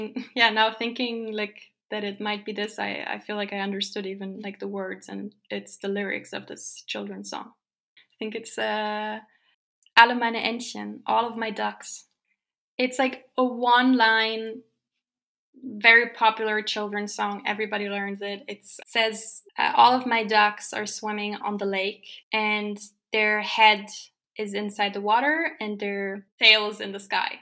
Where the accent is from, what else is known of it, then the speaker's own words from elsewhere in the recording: Berlin, Germany; I am 27 years old. I grew up in Berlin